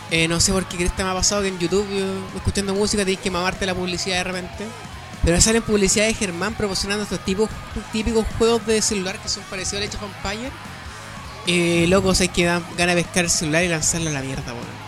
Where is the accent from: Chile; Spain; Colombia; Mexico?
Chile; Valparaíso; cuando digo que soy de Valpo